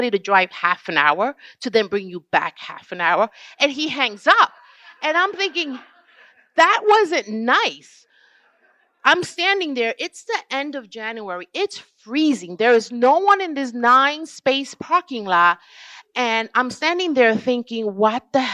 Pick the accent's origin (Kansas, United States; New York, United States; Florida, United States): New York, United States; New York City; I'm from New York